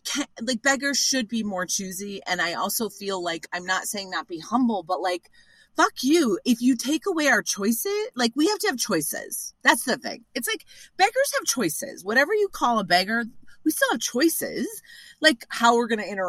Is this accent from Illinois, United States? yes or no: yes; Evanston, Illinois, United States; also born or lived in Chicago; I'm from Evanston, but lived in Rogers Park and went to DePaul.